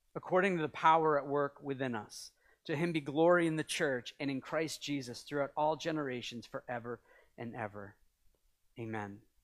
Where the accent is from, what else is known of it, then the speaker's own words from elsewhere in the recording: New England, United States; also born or lived in Canada; I'm from New England. Wicked. We say wicked all the time. It comes out sometimes